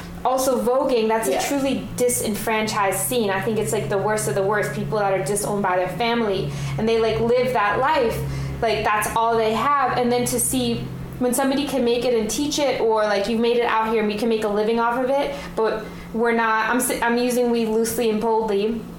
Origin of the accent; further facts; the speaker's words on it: New York City, New York, United States; But I come from New York